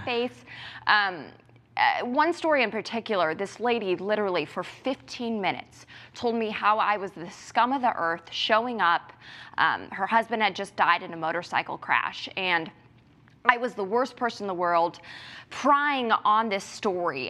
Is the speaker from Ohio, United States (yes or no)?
yes; Ohio, United States; moved away; I'm from Ohio, and I'm going back home to work for the Cincinnati Police Department